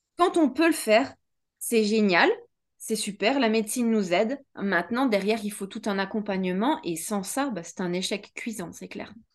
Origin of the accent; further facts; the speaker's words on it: France; also born or lived in Switzerland; J'avais 10 ans et j'ai suivi ma mère en France. Donc, du coup, j'ai, recommencé euh, un bout de ma vie en France